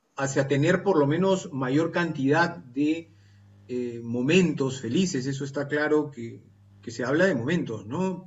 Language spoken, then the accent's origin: Spanish; Peru